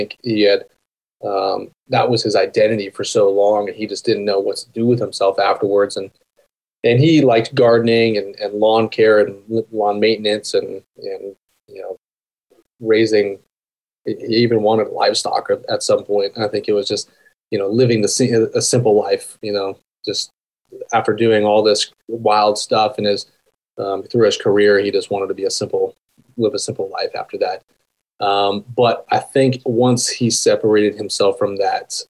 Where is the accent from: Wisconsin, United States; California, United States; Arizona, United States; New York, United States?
Arizona, United States; Tucson; born or raised there; also born or lived in Aurora, Colorado; now in Whispering Pines, United States